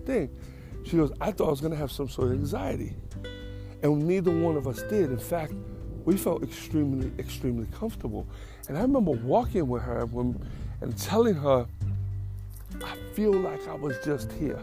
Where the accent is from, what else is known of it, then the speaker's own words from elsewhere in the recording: New York, United States; moved away; I'm from New York